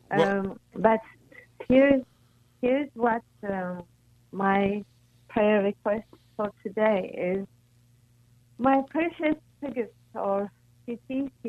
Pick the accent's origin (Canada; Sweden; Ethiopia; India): Ethiopia; now in Los Angeles, United States; I'm originally from Ethiopia, so we are Ethiopians.